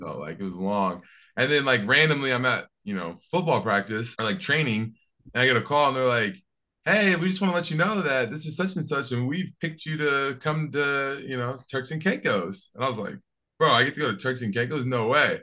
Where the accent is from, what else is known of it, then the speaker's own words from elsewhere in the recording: Seattle, Washington, United States; I'm from Seattle